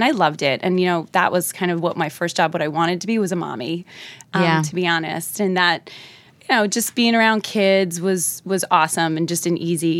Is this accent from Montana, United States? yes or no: no; New Jersey, United States; accent: Jersey; they liked the fact that I was, you know, American. They probably liked my Jersey accent.